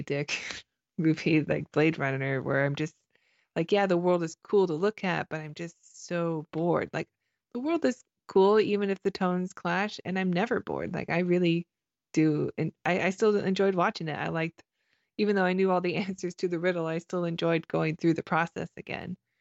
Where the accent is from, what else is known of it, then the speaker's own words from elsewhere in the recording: Canada; I'm Canadian